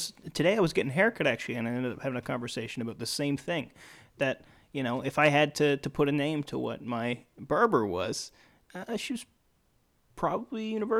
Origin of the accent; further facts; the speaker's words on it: Newfoundland and Labrador, Canada; I'm from Newfoundland